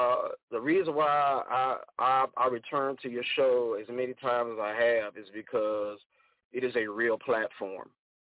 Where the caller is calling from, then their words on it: Angleton, Texas, United States; I'm calling from Angleton, Texas. We're about maybe 45 minutes south of Houston, Texas. And so that's where we are right now.